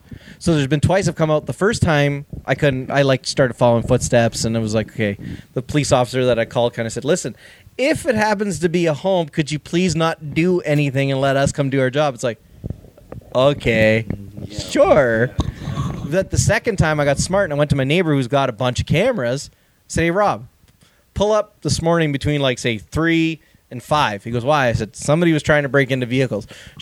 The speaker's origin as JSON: {"language": "English", "country": "Canada", "said": "I'm Canadian."}